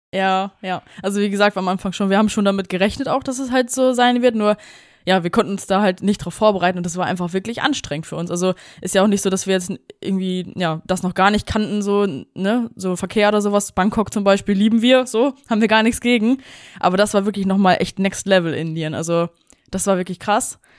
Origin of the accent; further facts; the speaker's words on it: Germany; als Deutsche